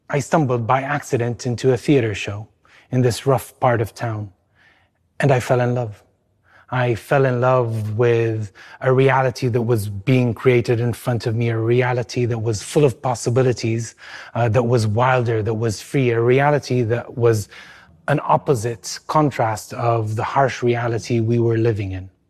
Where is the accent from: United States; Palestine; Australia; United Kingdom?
Palestine; East Jerusalem, Jerusalem; born there; I was born in East Jerusalem, in a tough part of town between Beit Hanina neighborhood and the Shuafat refugee camp. I'm a mixed child. That means my mother is Jewish and my father is Palestinian.